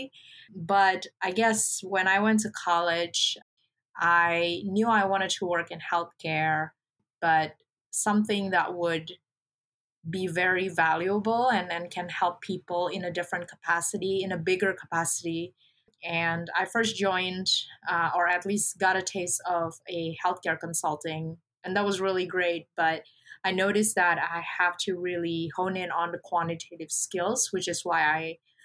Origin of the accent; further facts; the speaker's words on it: Indonesia; moved away; I'm originally from Indonesia, a country in Southeast Asia